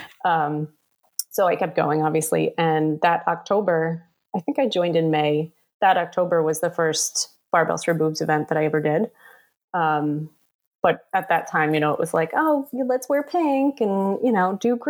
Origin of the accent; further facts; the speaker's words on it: New York City, New York, United States; I was born and raised here in Staten Island. I've lived here my whole life, except for college